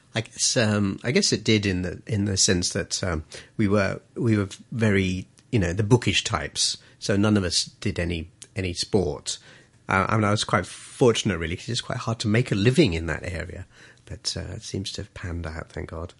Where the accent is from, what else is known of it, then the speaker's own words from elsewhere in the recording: Colombo, Western Province, Sri Lanka; also born or lived in England; now in Hong Kong; I was, uh, born in, uh, a place called Colombo, Sri Lanka.